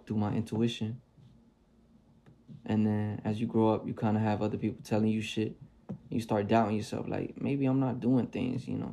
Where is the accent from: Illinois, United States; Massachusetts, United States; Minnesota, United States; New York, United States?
New York, United States; New York City; I'm still from the Bronx, New York